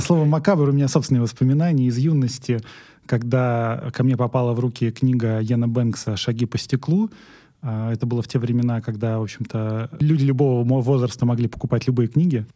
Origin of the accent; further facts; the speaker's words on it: Ramensky District, Moscow Oblast, Russia; я из Раменского района